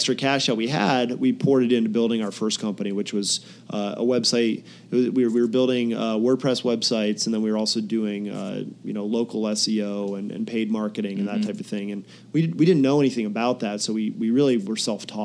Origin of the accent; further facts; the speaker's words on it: Pennsylvania, United States; moved away as an adult; also born or lived in Boston / San Diego; I grew up in Pennsylvania, kind of very rural country, and there wasn't much going on